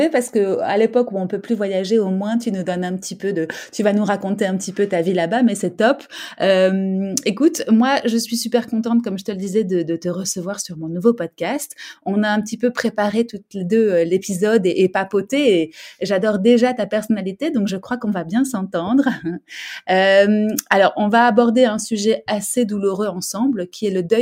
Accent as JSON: {"language": "French", "town": "Nîmes", "region": "Occitania", "country": "France", "tie": "born there", "said": "donc je suis née à Nîmes."}